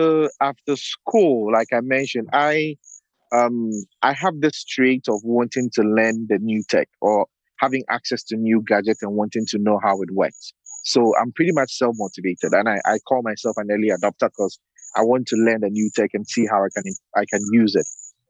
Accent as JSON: {"language": "English", "country": "Ghana", "also_born_or_lived": "Portland, Oregon", "second_language": "English", "said": "I am from Ghana, West Africa. Up until 2 years ago, I was living and working in Portland, Oregon. But now I'm back in Accra, Ghana"}